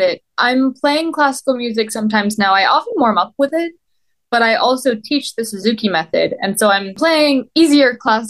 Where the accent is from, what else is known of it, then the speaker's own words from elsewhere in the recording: Syracuse, New York, United States; now in Philadelphia, United States; Central New York, suburbs of Syracuse.